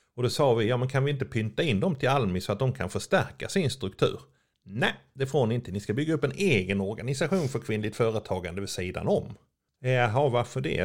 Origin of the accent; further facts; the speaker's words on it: Örebro, Örebro County, Sweden; jag kommer från Örebro